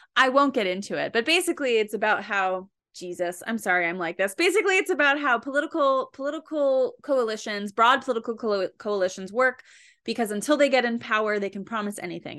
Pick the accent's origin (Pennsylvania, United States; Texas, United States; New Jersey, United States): New Jersey, United States; I am from New Jersey